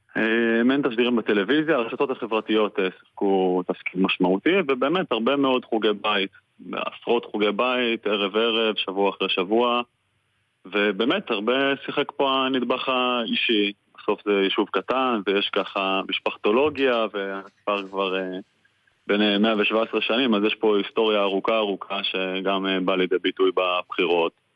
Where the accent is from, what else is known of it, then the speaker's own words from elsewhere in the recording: Kfar Tavor, Northern District, Israel; also born or lived in Tel Aviv; אז אני נולדתי, נולדתי וגדלתי פה בכפר תבור